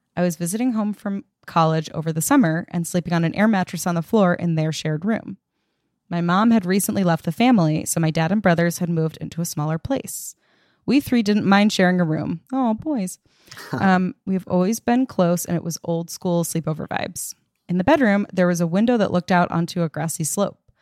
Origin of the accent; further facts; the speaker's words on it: Long Island, New York, United States; now in Los Angeles, United States; I grew up on Long Island